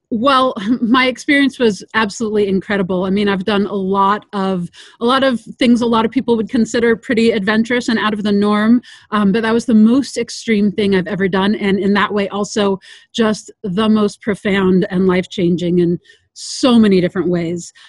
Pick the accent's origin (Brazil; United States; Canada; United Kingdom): United States; Sierra Nevada foothills, California; also born or lived in Loomis, California; I grew up uh, in the environment you're seeing back behind me, so in the Sierra Nevada foothills